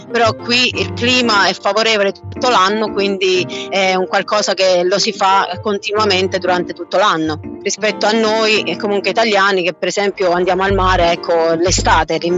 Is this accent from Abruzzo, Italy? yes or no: yes; Pescara, Abruzzo, Italy; Certo, io sono di Pescara, Abruzzo.